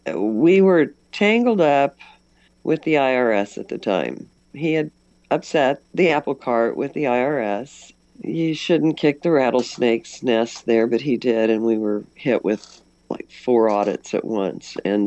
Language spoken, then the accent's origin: English; West Central Missouri, United States; I'm from West Central Missouri